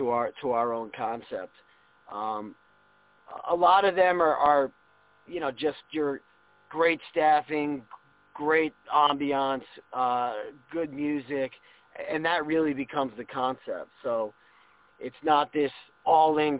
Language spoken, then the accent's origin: English; New Jersey, United States; moved away; also born or lived in Ohio / Cincinnati; I grew up in New Jersey